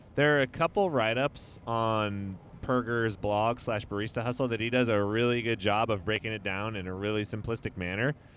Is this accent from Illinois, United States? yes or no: no; Modesto, California, United States; I'm straight up from Modesto